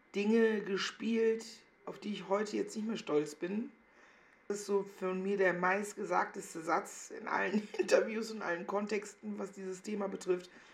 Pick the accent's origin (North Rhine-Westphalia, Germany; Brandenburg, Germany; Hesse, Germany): North Rhine-Westphalia, Germany; Meckenheim; moved away as an adult; also born or lived in Cologne; now in Berlin, Germany; ich bin nicht richtig behütet aufgewachsen an Meckenheim und Rheinbach